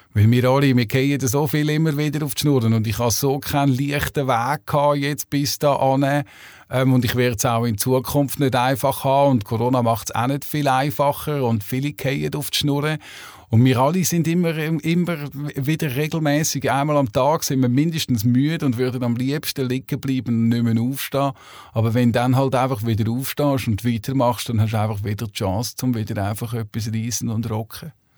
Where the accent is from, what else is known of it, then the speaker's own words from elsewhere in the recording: Switzerland; also born or lived in Hamburg; bei uns in der Schweiz